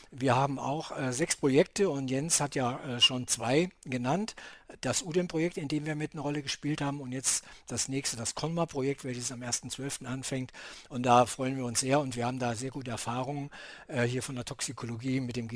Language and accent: German; Kiel, Schleswig-Holstein, Germany; natürlich sind wir dann auch irgendwann als Kieler hier äh, direkt an, als Anrainer der Ostsee irgendwann mal auch mit der Ostsee in Berührung gekommen.